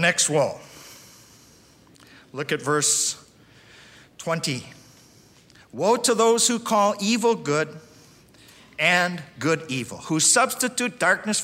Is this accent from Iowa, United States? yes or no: yes; Russell, Iowa, United States; I grew up there in Russell, Iowa